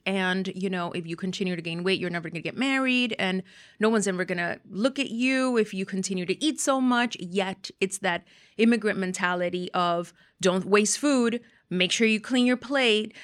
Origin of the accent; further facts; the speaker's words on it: Miami, Florida, United States; growing up in Miami